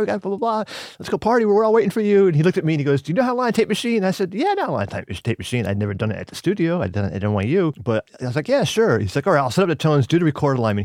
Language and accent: English; Pelham, New York, United States; moved away as an adult; also born or lived in West Village, New York / Brooklyn, New York; now in Austin, United States; I was born and raised in Pelham, New York, which is a town just above the Bronx